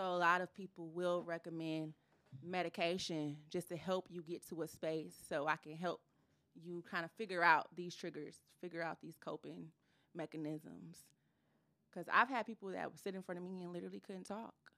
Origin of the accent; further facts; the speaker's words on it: Ypsilanti, Michigan, United States; I am from Ypsilanti, Michigan.